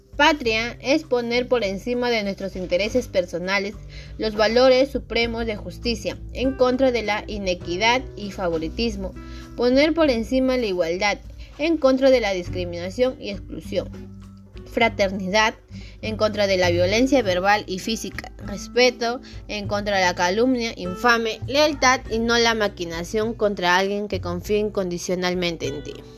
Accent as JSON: {"language": "Spanish", "country": "Peru", "said": "validar como peruanos"}